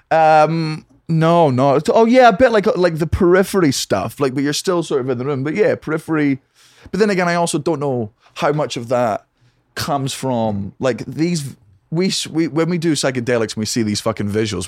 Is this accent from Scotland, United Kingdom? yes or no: yes; Fife, Scotland, United Kingdom; also born or lived in Edinburgh; I grew up in a place called Fife